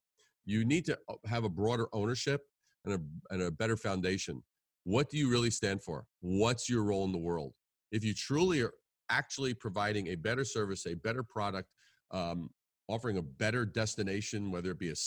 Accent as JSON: {"language": "English", "region": "New York", "country": "United States", "tie": "born or raised there", "moved": "as an adult", "lives_now": "Midwest, United States", "said": "growing up in New York"}